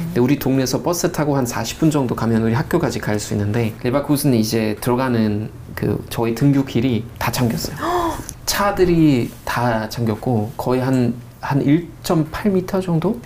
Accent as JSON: {"language": "Korean", "region": "North Rhine-Westphalia", "country": "Germany", "second_language": "Korean", "moved": "as an adult", "lives_now": "South Korea", "said": "저는 노트라인 베스트 파는 사람입니다라고 하는 것보다 아, 전 독일 사람이에요"}